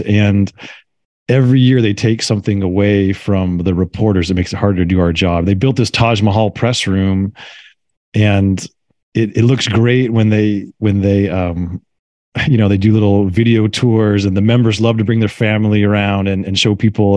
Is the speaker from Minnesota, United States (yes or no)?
no; Carmel, California, United States; my hometown here in Carmel, California